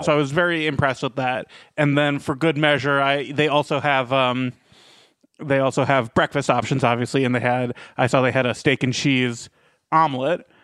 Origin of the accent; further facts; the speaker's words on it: Rockville, Maryland, United States; my hometown of Rockville, Maryland